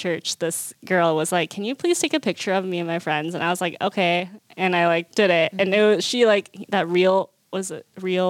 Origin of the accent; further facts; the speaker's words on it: South Korea; born there; And I was born in Korea.